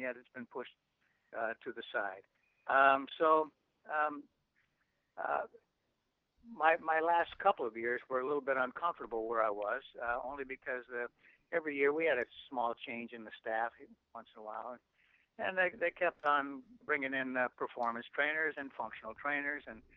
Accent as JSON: {"language": "English", "country": "Canada", "said": "as a Canadian"}